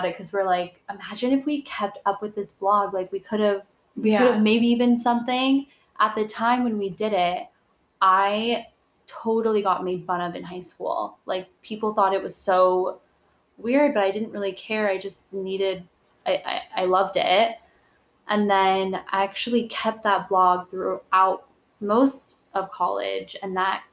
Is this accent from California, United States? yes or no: yes; California, United States; moved away; also born or lived in Arizona; I'm from California